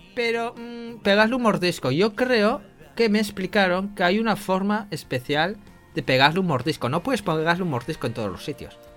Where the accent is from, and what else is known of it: Spain